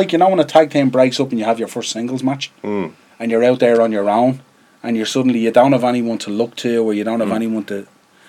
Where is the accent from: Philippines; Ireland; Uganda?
Ireland; we're Irish